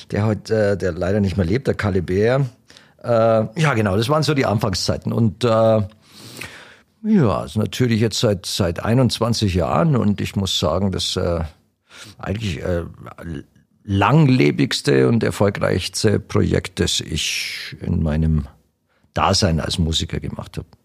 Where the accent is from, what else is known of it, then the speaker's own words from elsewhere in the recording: Italy; now in Germany; wenn ich jetzt als Italiener auf, auf eher die, die äh, traditionellen oder die, die, die Singer-Songwriter, die bei uns nicht bekannt sind